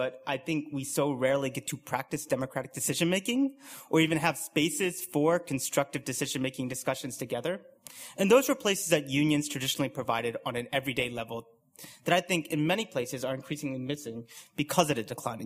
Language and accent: English; United States; now in United Kingdom; you can probably tell by my accent that I'm from the US